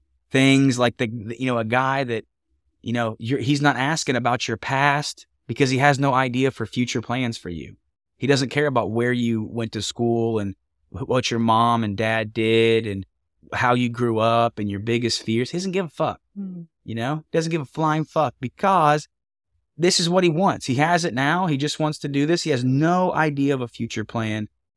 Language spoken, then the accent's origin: English; Ohio, United States; You're from Portugal. I'm from Redneckville, Ohio. We do not have gondolas.